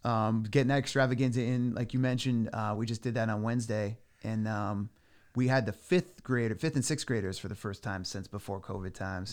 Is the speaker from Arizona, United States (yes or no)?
no; Clinton, Connecticut, United States; now in Chester, United States; I grew up in Clinton, but I'm living in Chester now